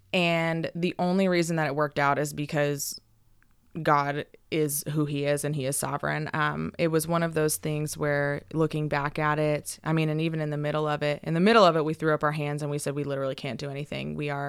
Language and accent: English; California, United States; So I grew up in a Christian household. I grew up in Northern California, so that's not as common up there, but we were in church all the time